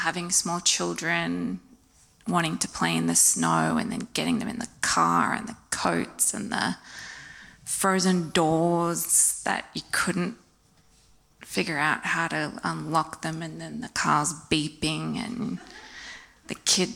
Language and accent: English; Wollongong, New South Wales, Australia; moved away as an adult; also born or lived in Indiana, United States; I grew up here in Wollongong on the coast.